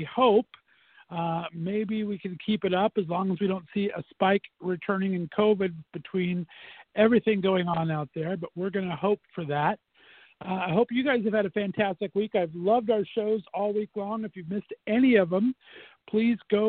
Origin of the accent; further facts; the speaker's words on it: Northeast Ohio, United States; I'm from Northeast Ohio here